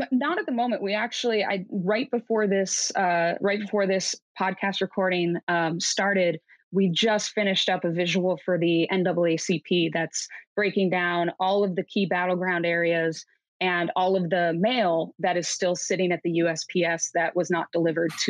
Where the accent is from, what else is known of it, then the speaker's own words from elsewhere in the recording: Midwest, United States; now in Seattle, United States; I come from the Midwest, I live in Seattle, so I have a, a pretty healthy mix of Republicans and Democrats